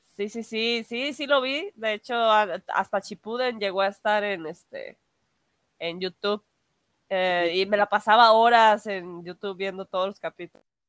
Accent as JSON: {"language": "Spanish", "country": "Mexico", "said": "soy cosplayer de México"}